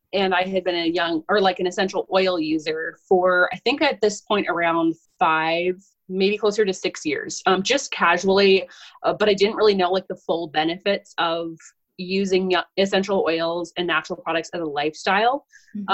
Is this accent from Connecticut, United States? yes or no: no; Southern Minnesota, United States; I'm from Southern Minnesota